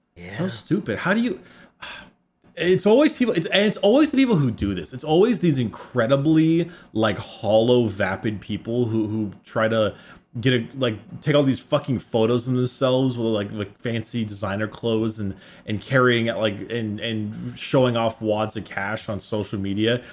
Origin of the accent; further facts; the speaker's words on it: Southern California, United States; I grew up in Southern California